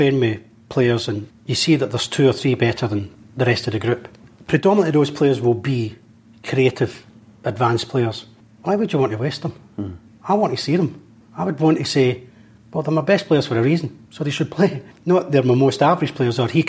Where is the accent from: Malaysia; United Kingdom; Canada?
United Kingdom; Scotland; When I was brought up in Scotland